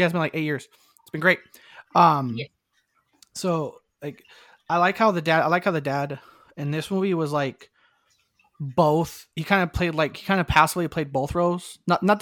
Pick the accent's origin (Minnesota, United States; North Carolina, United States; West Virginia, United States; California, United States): California, United States; Southern; I grew up in Southern California